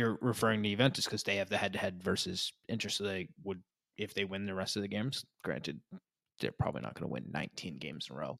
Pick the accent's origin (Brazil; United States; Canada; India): United States; New England; we're from New England